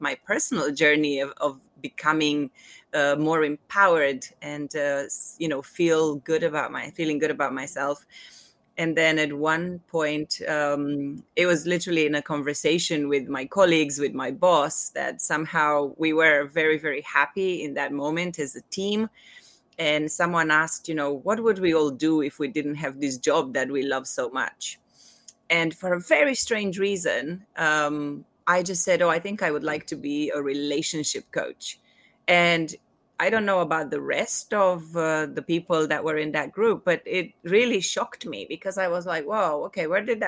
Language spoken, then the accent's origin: English; Romania; now in Hong Kong; I was born in Romania a long time ago.